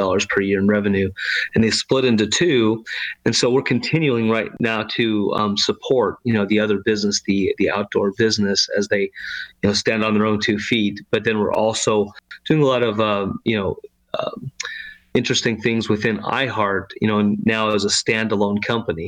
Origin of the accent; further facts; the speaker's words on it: Arizona, United States; moved away as an adult; also born or lived in Utah / New York City; now in San Antonio, United States; I was born and raised in Arizona, spent, most of my life there until I was about 19